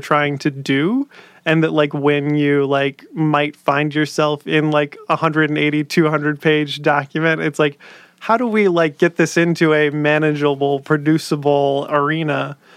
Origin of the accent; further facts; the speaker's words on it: Dallas, Texas, United States; we're both from Dallas originally